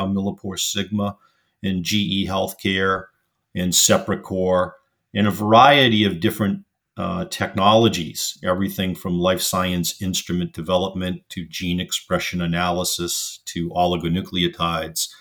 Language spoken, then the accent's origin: English; Boston, Massachusetts, United States; I was born and raised in Boston, Massachusetts.